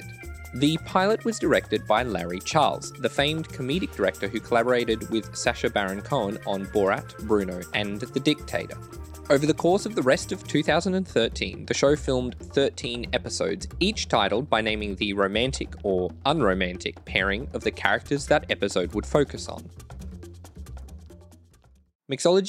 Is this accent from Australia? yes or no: yes; Australia; I'm like a nobody from Australia